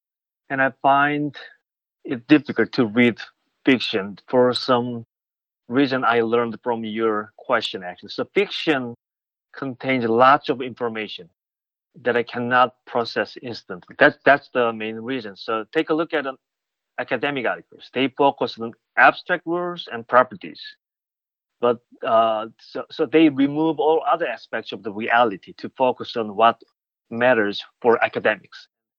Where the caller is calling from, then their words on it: Pittsburgh, Pennsylvania, United States; So I am joining you from Pittsburgh. It is raining now here.